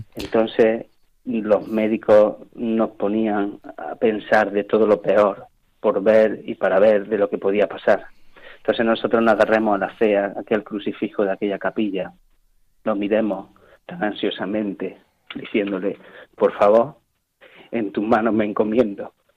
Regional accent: Spain; soy español

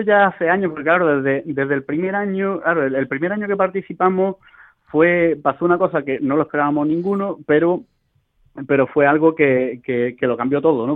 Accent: Spain; moved away as an adult; now in Rome, Italy; la mayoría somos españoles

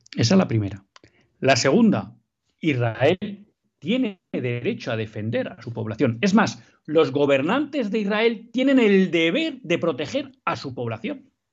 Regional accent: Basque Country, Spain; en el País Vasco, en mi tierra

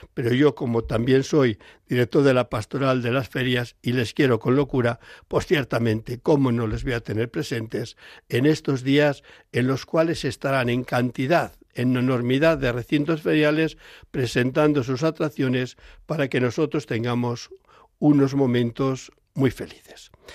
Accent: Palencia, Castile and León, Spain; yo soy del mundo rural soy de Palencia

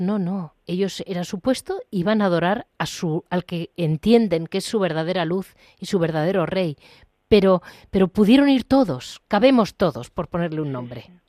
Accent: Madrid, Community of Madrid, Spain; yo vivo en Madrid, he nacido en Madrid

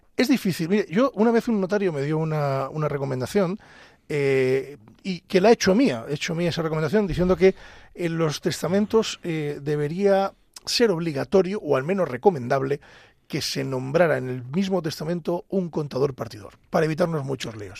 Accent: Ávila, Castile and León, Spain; yo soy de Ávila

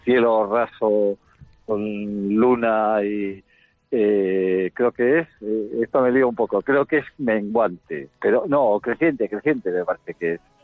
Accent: Bilbao, Basque Country, Spain; yo soy de Bilbao

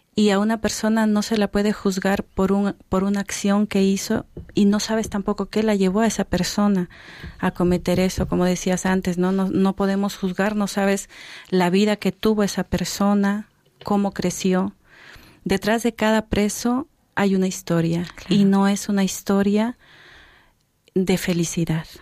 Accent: Peru; moved away; son de Perú, de donde yo soy

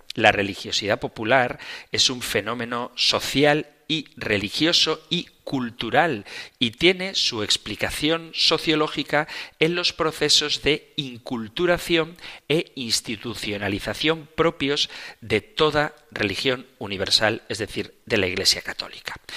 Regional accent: Zumárraga, Basque Country, Spain; en mi pueblo natal, en Zumárraga

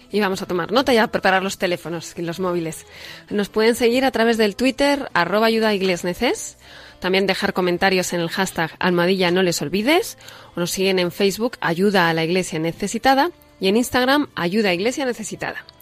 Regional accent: Ukraine; soy de Ucrania una tierra que ha sufrido mucho

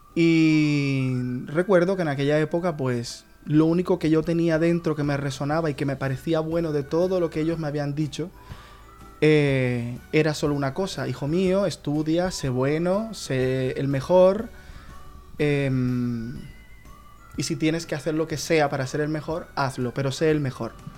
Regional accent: Colombia; now in Murcia, Spain; soy colombiano.

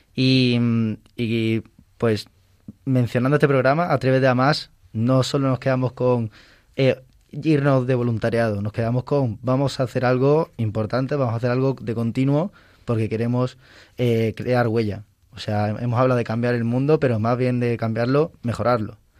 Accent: Ceuta, Spain; moved away; yo vengo de Ceuta, de un colegio, lo, San Agustín, los Agustinos de Ceuta

